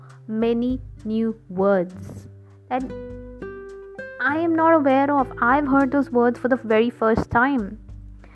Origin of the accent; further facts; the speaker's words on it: India; I'm from India